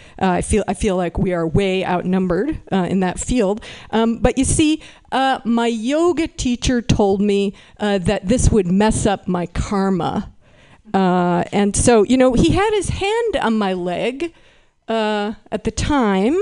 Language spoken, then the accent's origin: English; Berkeley, California, United States; I am from Berkeley